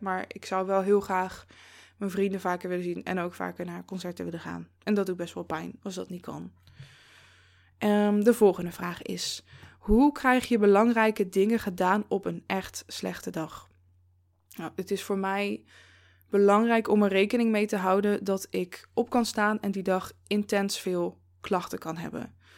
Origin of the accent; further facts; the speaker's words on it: Zevenaar, Gelderland, Netherlands; moved away as an adult; now in Eindhoven, Netherlands; toen ik bijvoorbeeld nog in Zevenaar woonde, waar ik ben opgegroeid en iets van 23 eh, jaar heb gewoond